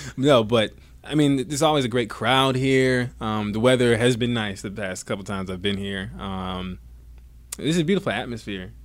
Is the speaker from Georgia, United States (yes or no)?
yes; Savannah, Georgia, United States; also born or lived in Bradenton, Florida / Atlanta, Georgia; I was born in Bradenton, Florida. actually. Born and raised in Florida, raised in Savannah, Georgia, then I moved to right outside of Atlanta